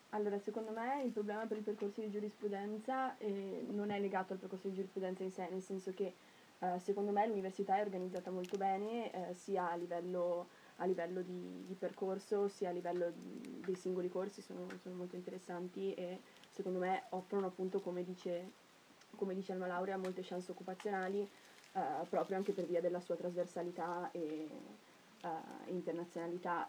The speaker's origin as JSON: {"language": "Italian", "town": "Cavalese", "region": "Trentino-Alto Adige", "country": "Italy", "said": "io sono di Cavallese, quindi sono trentina"}